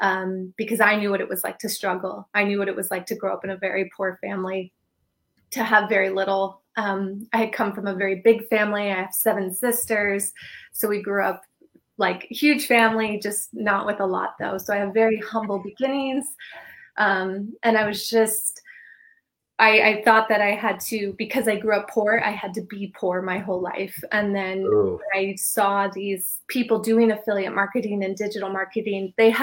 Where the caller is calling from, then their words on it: Palm Beach, Florida, United States; also born or lived in Hawaii; I'm in Palm Beach, Florida.